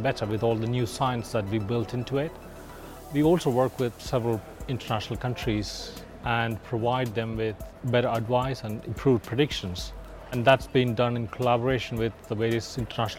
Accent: India; moved away as an adult; now in United Kingdom; I'm Indian

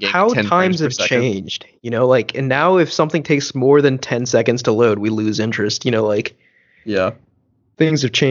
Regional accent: Charleston, United States; growing up in Charleston

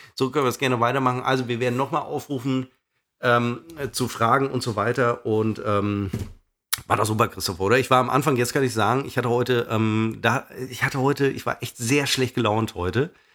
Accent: Münster, North Rhine-Westphalia, Germany; meiner Heimatstadt Münster

